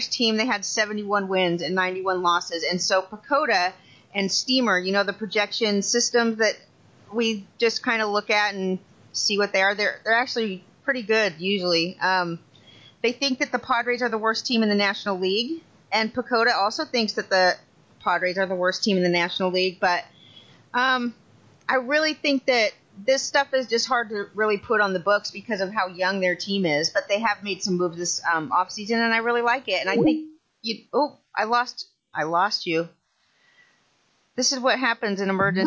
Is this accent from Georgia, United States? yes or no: no; Southern California, United States; I was born in Southern California